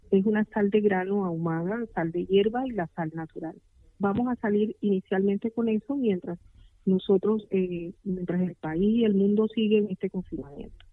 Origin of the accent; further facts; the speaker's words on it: Riohacha, La Guajira, Colombia; de Riohacha